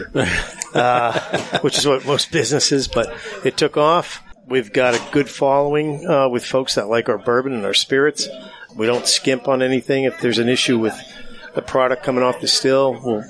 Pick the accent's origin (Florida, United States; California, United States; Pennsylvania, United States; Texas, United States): Pennsylvania, United States; Northeast; Growing up in Northeast PA, 5 kids